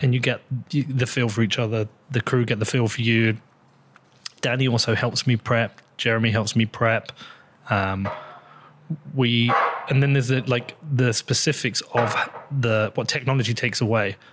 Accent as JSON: {"language": "English", "country": "United Kingdom", "said": "I'm British, European"}